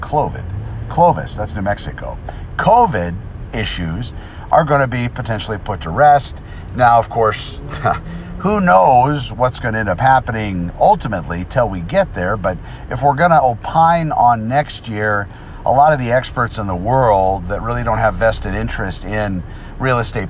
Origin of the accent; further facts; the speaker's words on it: New Mexico, United States; now in Southern California, United States; I'm from New Mexico.